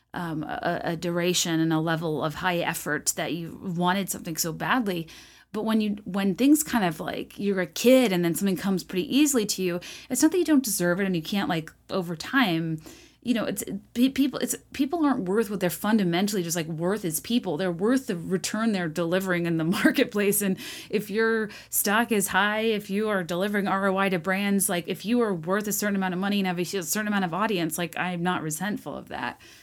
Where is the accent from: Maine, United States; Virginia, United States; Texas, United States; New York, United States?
Virginia, United States; Richmond; where I grew up in Richmond, Virginia